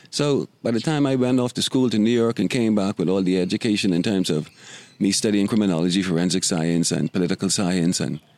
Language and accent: English; Nassau, New Providence, Bahamas; We grew up on Market Street, and we would walk over to Long Wharf, which was a beach near Bay Street by the construction of the Hilton.